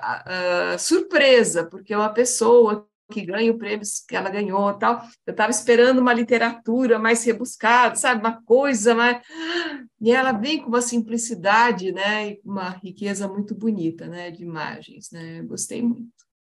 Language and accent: Portuguese; interior of São Paulo, Brazil; eu sou de São Paulo, do interior de São Paulo